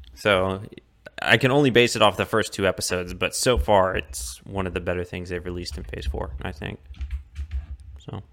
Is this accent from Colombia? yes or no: yes; Colombia; now in Austin, United States; my hometown in Colombia